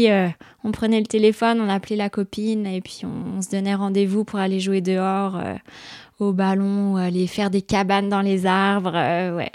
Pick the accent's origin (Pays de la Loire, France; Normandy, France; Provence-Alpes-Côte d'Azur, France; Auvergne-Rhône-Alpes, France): Auvergne-Rhône-Alpes, France; Pralognan-la-Vanoise; Bah, moi, j'ai grandi à Pralognan, la Vanoise.